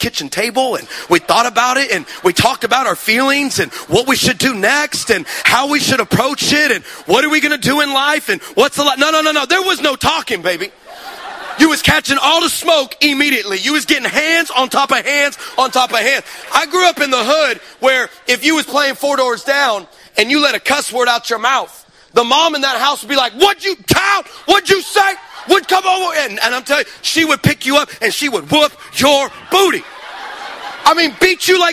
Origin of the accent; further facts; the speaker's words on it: Texas, United States; I'm from Texas.